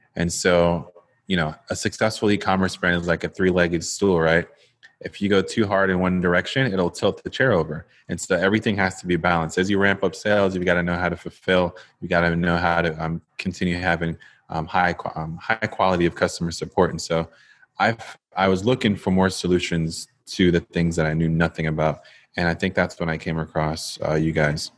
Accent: Jamaica; moved away; I am a Jamaican-born, now entrepreneur

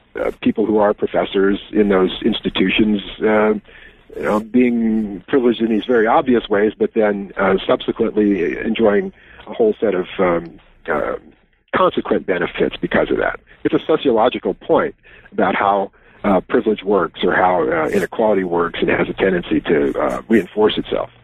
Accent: Wisconsin, United States; my home state

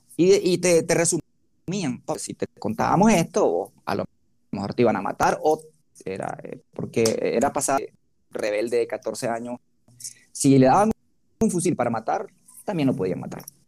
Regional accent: Nicaragua; de barrio pobre, de montaña, de Huilí, soy nacido en el Bozaguá

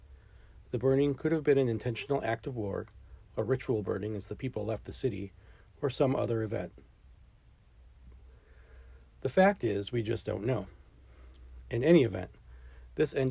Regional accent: United States; I'm an American

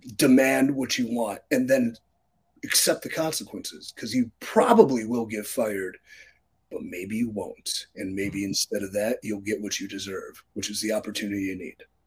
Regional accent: Cleveland, Ohio, United States; my hometown of Cleveland, Ohio

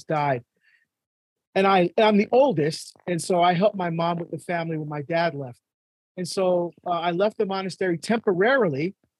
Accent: Barbados; now in United States; I was born in Barbados in the West Indies, and we're first generation to come to the United States

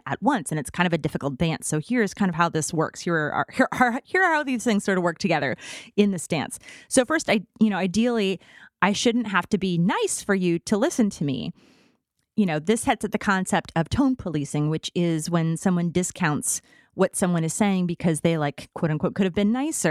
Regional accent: Midwest, United States; I'm from the Midwest

